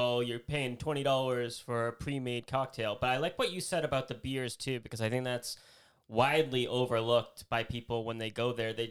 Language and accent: English; Boston, East Coast, United States; we're from the East Coast. So we're thinking, you know, we're on, you know, Boston.